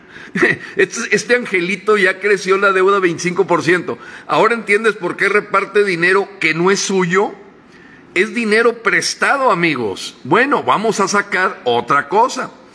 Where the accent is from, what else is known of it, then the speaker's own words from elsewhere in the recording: Mexico; como mexicanos